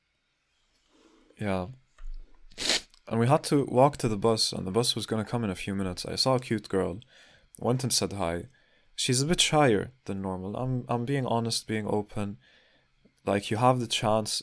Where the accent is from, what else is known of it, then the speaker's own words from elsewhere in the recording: Palestine; now in Berlin, Germany; soy de Palestina. I'm from Palestine.